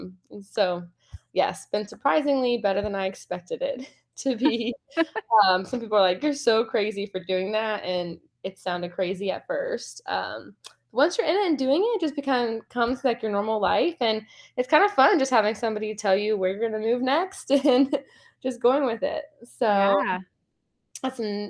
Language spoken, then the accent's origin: English; Cincinnati, Ohio, United States; moved away as an adult; I grew up in Cincinnati, Ohio.